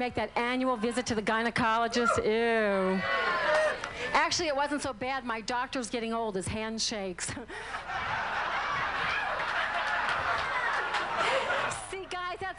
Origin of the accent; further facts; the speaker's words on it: New Orleans, Louisiana, United States; accent: southern; I'm from New Orleans